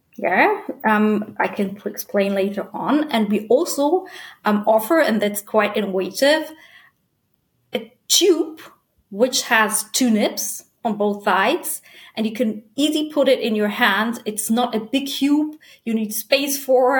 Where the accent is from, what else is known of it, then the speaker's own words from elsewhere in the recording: Germany; also born or lived in Cape Ann, Massachusetts, United States; I was born in Germany and raised there